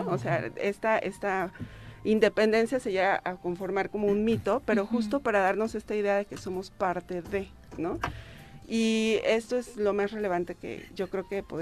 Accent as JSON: {"language": "Spanish", "country": "Mexico", "said": "este es una, fiesta que se celebra para ver eh, por qué somos mexicanos, ¿no?"}